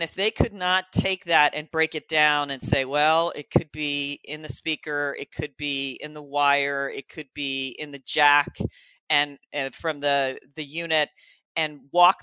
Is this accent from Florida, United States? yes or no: yes; Florida, United States; moved away as an adult; now in Columbus, United States; I'm in Columbus, Ohio now, but I grew up in Florida